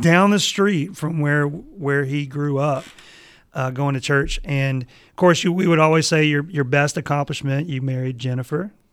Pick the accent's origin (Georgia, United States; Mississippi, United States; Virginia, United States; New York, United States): Mississippi, United States; I'm from Mississippi